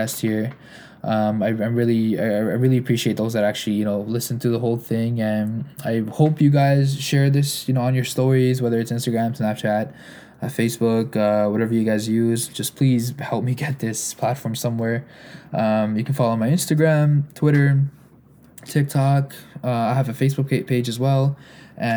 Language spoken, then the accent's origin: English; Canada; I'm a Canadian